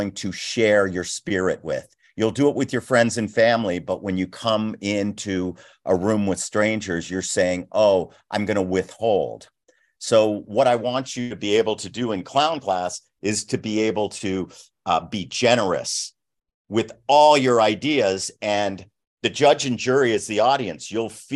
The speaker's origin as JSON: {"language": "English", "town": "Los Angeles", "region": "California", "country": "United States", "tie": "born or raised there", "said": "I was a brat from West LA."}